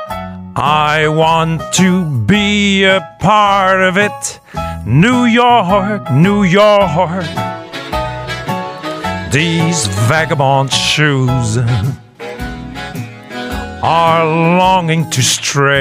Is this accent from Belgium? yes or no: yes; Ghent, Flanders, Belgium; moved away as an adult; now in United Arab Emirates; I am from Belgium. Yes, I'm born in Ghent, you know, my hometown, and I'm 17 years in the UAE.